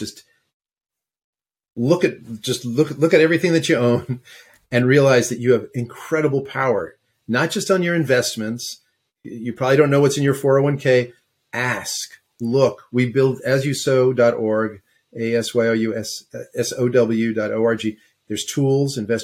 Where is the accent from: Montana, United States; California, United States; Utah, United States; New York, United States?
New York, United States; moved away as an adult; now in West Coast, United States; I was born in New York and went to NYU and lived there forever until I moved out to the West Coast. So, yeah, that's home